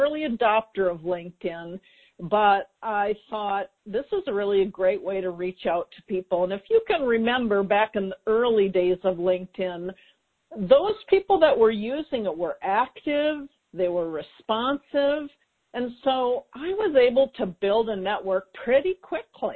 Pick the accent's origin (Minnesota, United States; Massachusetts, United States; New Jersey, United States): Minnesota, United States; Minneapolis; moved away; also born or lived in California; I actually relocated across the country back to my hometown of Minneapolis, Minnesota